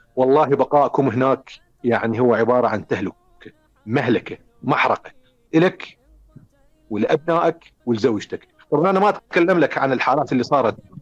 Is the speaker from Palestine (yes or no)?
no; Iraq; also born or lived in Finland; أنا عراقي أنا عايش بالعراق